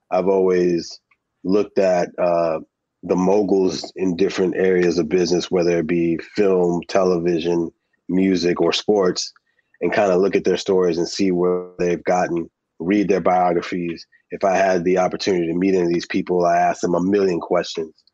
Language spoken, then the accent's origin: English; New Jersey, United States; born there; I was born in Jersey, so WBLS and Kiss FM and … and, and …